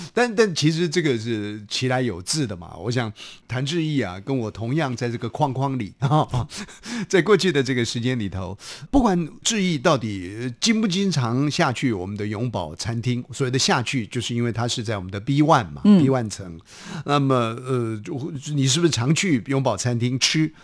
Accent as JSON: {"language": "Chinese", "town": "Hsinchu", "country": "Taiwan", "tie": "born or raised there", "moved": "yes", "lives_now": "Taipei, Taiwan", "said": "就在新竹市的这个城隍庙的附近。那我心里想，哎呦，在我家附近"}